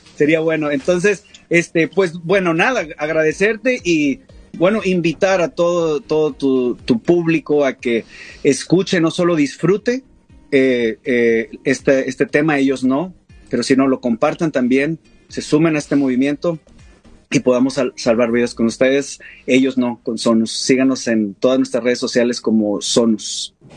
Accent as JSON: {"language": "Spanish", "region": "Coahuila", "country": "Mexico", "said": "somos de Coahuila, es un estado del, noreste"}